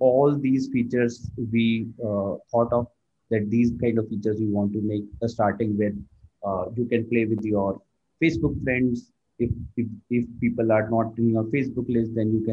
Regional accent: India; I born and brought up in India. Right now, I'm working in Bangalore

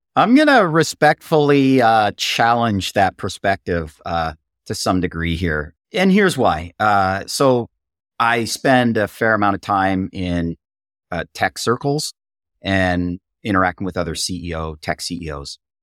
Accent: Canada; I'm hailing from Canada

